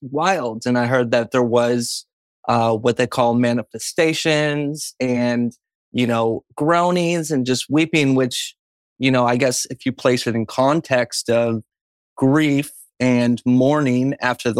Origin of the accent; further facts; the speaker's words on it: Buffalo, New York, United States; moved away; Originally, I'm from Buffalo, New York